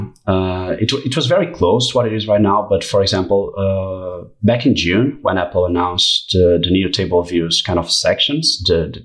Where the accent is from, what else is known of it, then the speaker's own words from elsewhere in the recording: Portugal; I'm a 24 years old guy from Portugal